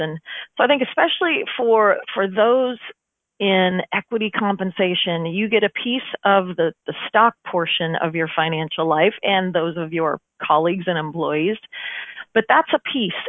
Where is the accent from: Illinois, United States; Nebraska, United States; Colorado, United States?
Nebraska, United States; Omaha; I'm from Omaha, Nebraska